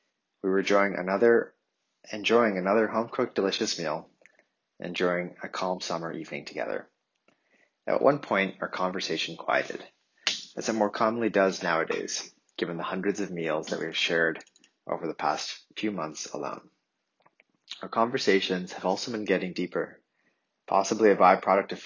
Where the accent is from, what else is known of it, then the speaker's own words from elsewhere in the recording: Ottawa, Ontario, Canada; the childhood home where I grew up in Ottawa